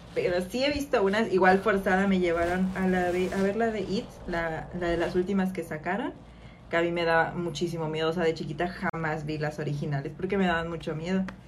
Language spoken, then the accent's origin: Spanish; Mexico; como buenos mexicanos que nos invitamos a la fiesta